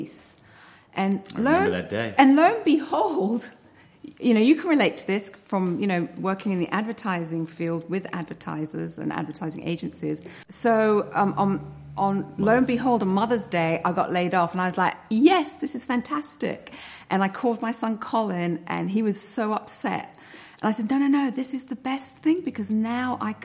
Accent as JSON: {"language": "English", "region": "London", "country": "United Kingdom", "tie": "born or raised there", "also_born_or_lived": "Greece (ancestry)", "moved": "as an adult", "lives_now": "United States", "said": "I was born in London. My parents are Greek, so I'm 100% Greek, even though I was born in London. I moved to America in the mid-80s for love"}